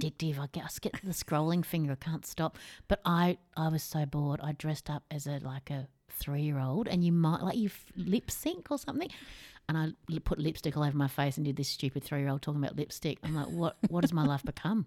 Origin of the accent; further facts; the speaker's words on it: Australia; We're Australian.